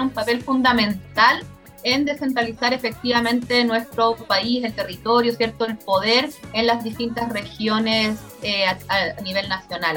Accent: Chile; somos todas las chilenas y chilenos rideldes

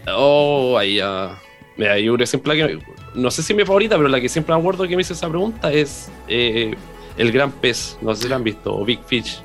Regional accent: Concepción, Biobío, Chile; nací en el hospital regional, pues así que más penquista no puedo ser.

